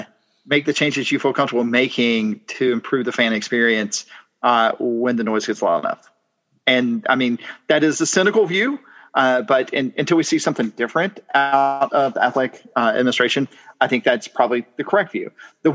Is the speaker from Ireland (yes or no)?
yes; Ireland; I'm Irish, but I'm probably fine living a little less interesting times.